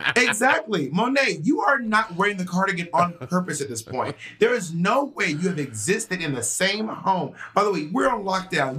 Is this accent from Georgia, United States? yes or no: yes; Atlanta, Georgia, United States; I'm from Atlanta, Georgia